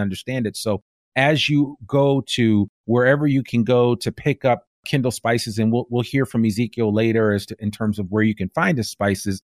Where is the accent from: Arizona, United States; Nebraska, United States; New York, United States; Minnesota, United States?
New York, United States; outside New York City, United States; also born or lived in Bay Area, California; now in Northwest Arkansas, United States; I grew up right outside of New York City